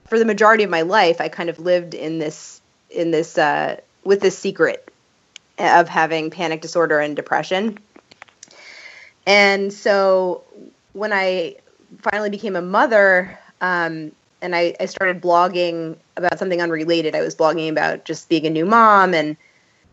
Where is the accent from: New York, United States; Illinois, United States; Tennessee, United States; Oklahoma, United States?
New York, United States; growing up in New York